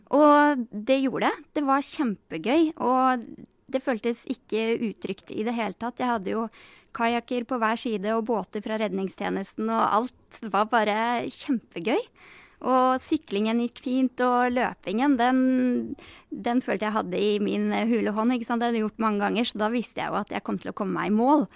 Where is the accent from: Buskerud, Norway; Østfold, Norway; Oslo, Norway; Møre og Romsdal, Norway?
Buskerud, Norway; Geilo; also born or lived in Denmark; fikk meg jobb som fysioterapeut på Geilo i hjemtraktene mine